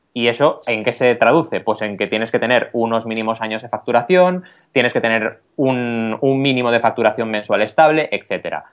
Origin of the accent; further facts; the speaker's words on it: Barcelona, Catalonia, Spain; yo, que vengo de Barcelona